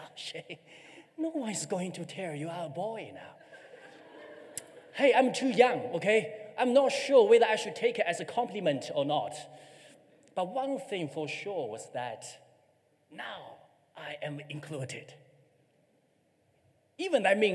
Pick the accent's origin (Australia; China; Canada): China; moved away as an adult; now in New Zealand; I'm from China